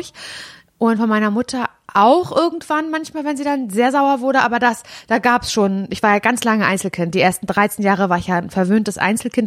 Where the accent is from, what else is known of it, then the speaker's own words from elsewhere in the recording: Parchim, Mecklenburg-Vorpommern, Germany; also born or lived in Möderitz; Davor hab ich mit meinen Eltern, äh, in der Weststadt in Parchim gewohnt.